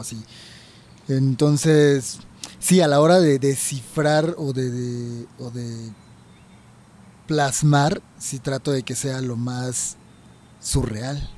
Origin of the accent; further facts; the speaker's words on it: Chiapas, Mexico; now in Mexico City, Mexico; Yo soy de Chiapas también